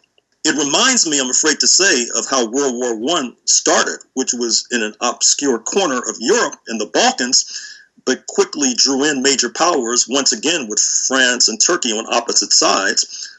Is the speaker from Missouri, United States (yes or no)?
yes; St. Louis, Missouri, United States; St. Louis, which happens to be my hometown